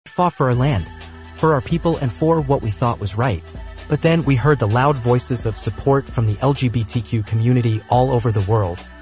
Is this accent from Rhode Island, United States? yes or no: no; New York, United States; now in Florida, United States; I grew up in New York